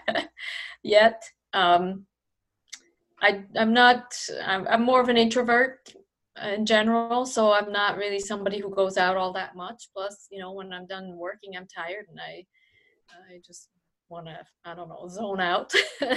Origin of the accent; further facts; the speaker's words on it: Switzerland; moved away as an adult; now in United States; growing up in Switzerland